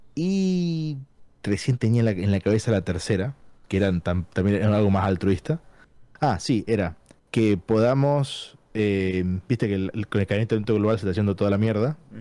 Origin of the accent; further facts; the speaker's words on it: San Miguel de Tucumán, Tucumán, Argentina; moved away as an adult; now in London, United Kingdom; vivo en Londres, pero soy de Argentina, de Tucumán